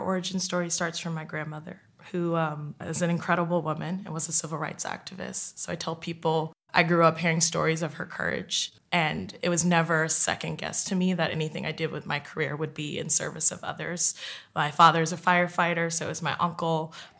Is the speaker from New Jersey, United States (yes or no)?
yes; West Orange, New Jersey, United States; now in New York City, United States; I'm 28 years old, and I'm originally from West Orange, New Jersey. I currently live in New York City